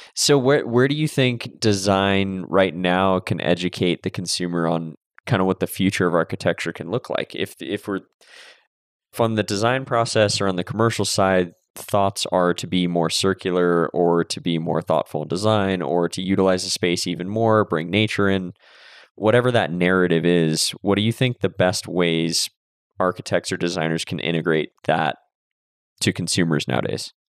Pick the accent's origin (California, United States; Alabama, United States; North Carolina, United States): California, United States; Santa Cruz; I grew up in Santa Cruz but in the Bay Area basically